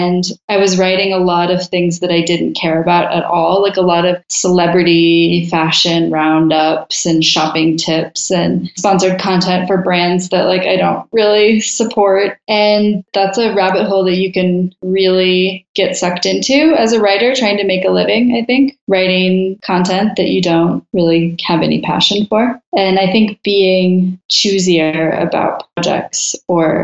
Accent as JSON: {"language": "English", "town": "Portland", "region": "Oregon", "country": "United States", "moved": "as an adult", "lives_now": "Mexico City, Mexico", "said": "I'm originally from Portland, Oregon, but for the last year, I've been living in Mexico City."}